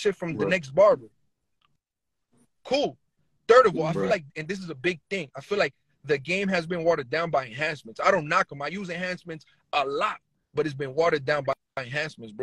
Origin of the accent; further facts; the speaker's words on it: New Jersey, United States; I'm from New Jersey